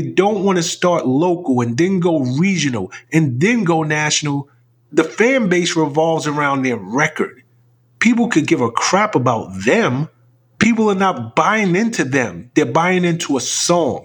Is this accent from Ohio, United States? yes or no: no; New York City, New York, United States; I was born and raised in the Bronx.